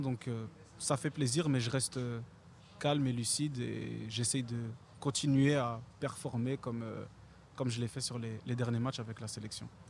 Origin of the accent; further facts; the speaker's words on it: Belgium; La Belgique, je suis né là-bas, j'ai joué là-bas, je suis belge